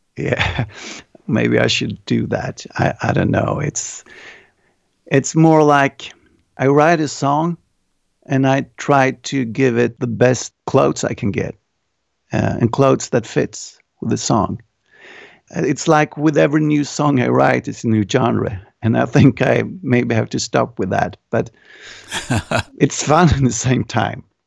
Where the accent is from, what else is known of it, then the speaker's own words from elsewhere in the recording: Örebro, Örebro County, Sweden; my hometown, it's called Örebro, and we have, like, one hundred fifty thousand people here.